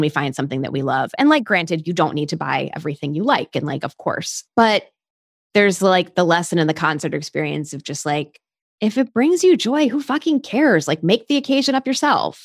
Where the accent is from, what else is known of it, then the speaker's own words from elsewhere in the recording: United States; I'm an American